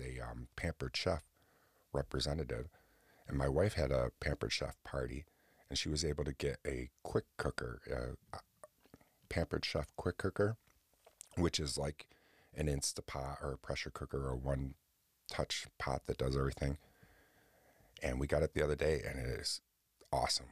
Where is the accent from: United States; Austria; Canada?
United States; Oswego, New York; right here in Oswego, New York, my hometown